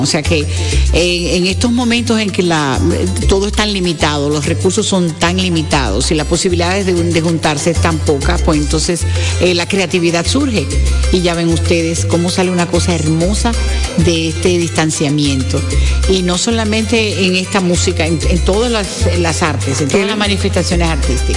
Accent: Dominican Republic; le dejamos ese orgullo de ser dominicanos

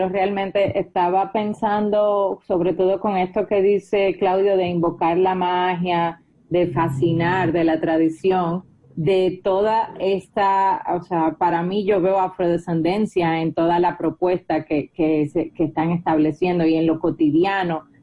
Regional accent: Dominican Republic; como dominicanos hacemos muchos gestos, nos movemos bastante

